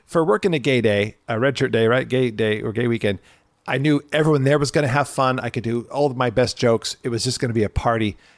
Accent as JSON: {"language": "English", "town": "Irvine", "region": "California", "country": "United States", "tie": "born or raised there", "said": "I grew up in Irvine"}